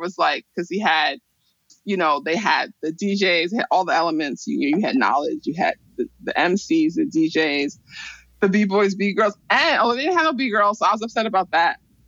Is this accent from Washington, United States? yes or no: no; New York City, New York, United States; I'm from Brooklyn and we're prouder and we're better.